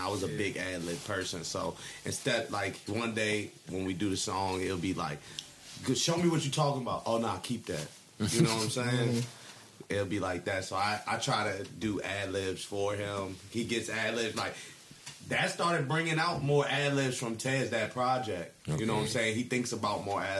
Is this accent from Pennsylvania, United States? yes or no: no; Mitchellville, Maryland, United States; we're from Mitchellville